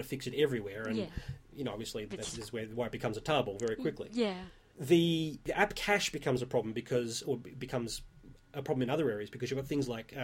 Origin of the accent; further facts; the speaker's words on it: Australia; I'm Australian